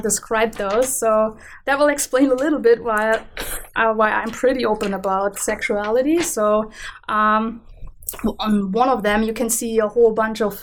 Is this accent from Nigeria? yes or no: no; Germany; accent: German; English is a second language; also born or lived in Canada; now in Vancouver, Canada; as you can hear from my accent, I'm an immigrant to Canada from Germany.